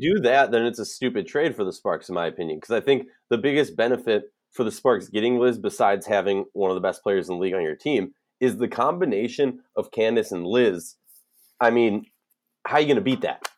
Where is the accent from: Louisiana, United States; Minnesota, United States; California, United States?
Minnesota, United States; Minneapolis; as someone who was born and raised in Minneapolis